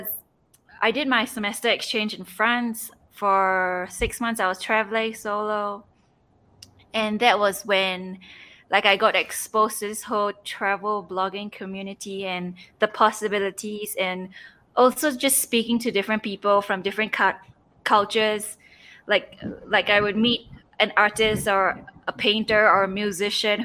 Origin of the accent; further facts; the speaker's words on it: Singapore; moved away as an adult; also born or lived in Seattle; now in Peru; So I'm originally from Singapore. I was home, during the whole pandemic period, I was home for 8 months